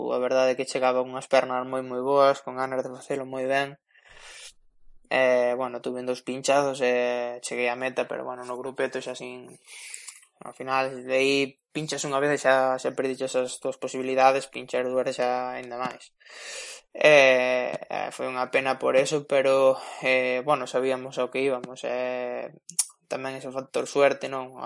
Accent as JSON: {"language": "Galician", "country": "Spain", "said": "sendo español"}